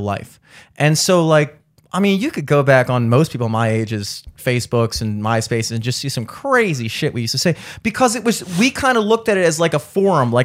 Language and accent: English; Towson, Maryland, United States; the way I was raised and a lot of my friends, you know, growing up in Towson